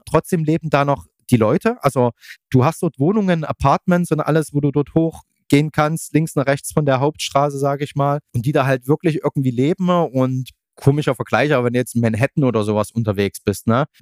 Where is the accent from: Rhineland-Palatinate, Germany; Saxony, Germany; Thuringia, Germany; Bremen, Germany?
Saxony, Germany; Leipzig Lowland; ich bin jetzt aus dem Leipziger Flachland, Tieflandsbucht